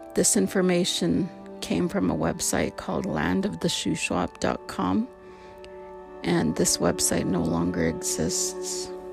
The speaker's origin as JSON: {"language": "English", "area": "Canoe Creek, Dog Creek", "region": "British Columbia", "country": "Canada", "moved": "yes", "lives_now": "Kamloops, Canada", "said": "I come from Canoe Creek, Dog Creek"}